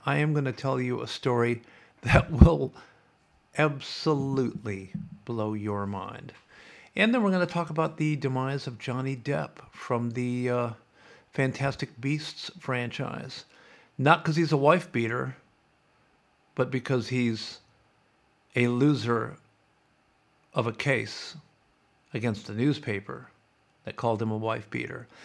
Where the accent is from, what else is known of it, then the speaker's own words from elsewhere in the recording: Sioux City, Iowa, United States; moved away as an adult; also born or lived in California; now in Australia; I grew up on the Missouri River